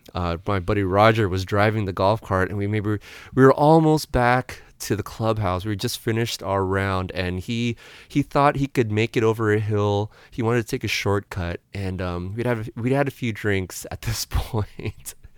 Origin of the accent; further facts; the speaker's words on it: San Diego, California, United States; now in San Francisco, United States; I'm from San Diego